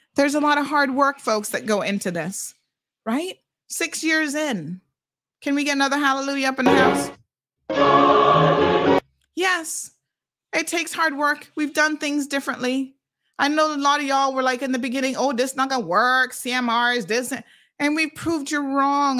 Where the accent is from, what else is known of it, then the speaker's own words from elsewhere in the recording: Cayman Islands; Caymanians are so incredibly unique and we have a unique set of problems